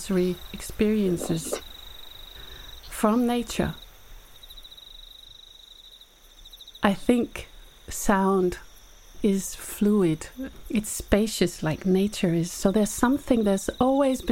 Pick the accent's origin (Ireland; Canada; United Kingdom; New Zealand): New Zealand; Whanganui, Manawatū-Whanganui; moved away; I grew up in New Zealand and we lived by this river. And my family immigrated to New Zealand in the 70s and we lived in Whanganui